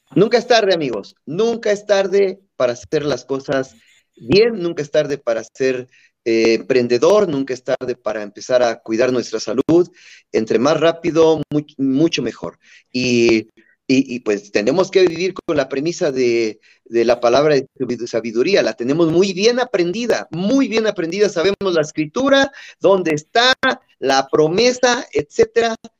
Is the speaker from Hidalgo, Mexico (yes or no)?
yes; Chapantongo, Hidalgo, Mexico; moved away; mi pueblito natal de Chapatongo